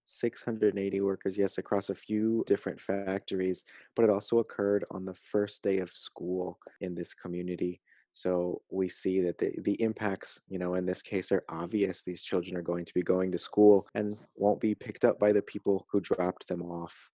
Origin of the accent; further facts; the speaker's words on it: San Antonio, Texas, United States; I come from San Antonio, Texas